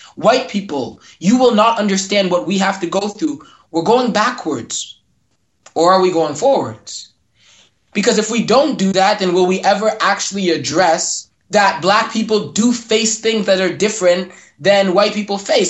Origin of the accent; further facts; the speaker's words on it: Mississauga, Ontario, Canada; I grew up in Mississauga.